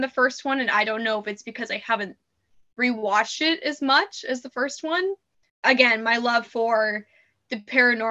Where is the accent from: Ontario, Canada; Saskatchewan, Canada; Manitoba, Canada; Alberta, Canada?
Saskatchewan, Canada; Saskatoon; moved away as an adult; now in British Columbia, Canada; I'm from Saskatoon